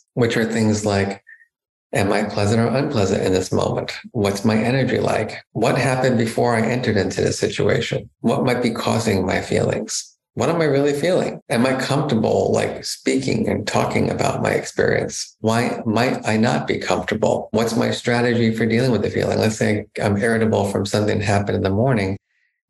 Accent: New Jersey, United States; I grew up in New Jersey, a very kind of middle-class neighborhood

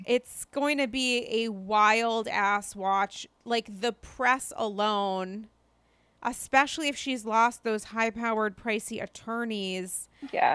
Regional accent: Rhode Island, United States; now in New York City, United States; I'm from Rhode Island

